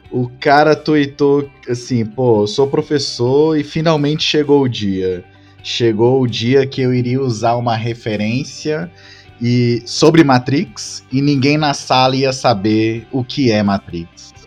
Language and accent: Portuguese; Northeast Region, Brazil; eu sou nordestino também